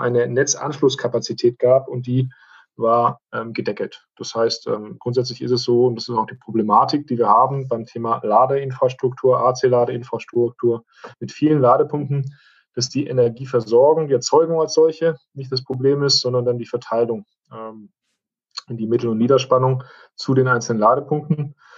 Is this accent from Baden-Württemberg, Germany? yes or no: yes; Esslingen am Neckar, Baden-Württemberg, Germany; stamme gebürtig aus Essling am Neckar, 16 Kilometer von der Stadt Stuttgart entfernt